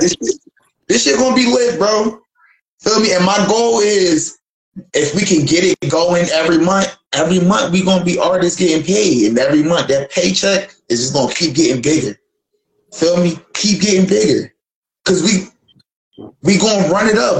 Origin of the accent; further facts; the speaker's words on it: Philadelphia, Pennsylvania, United States; moved away; I'm from Philly, and we grew up off the battle rap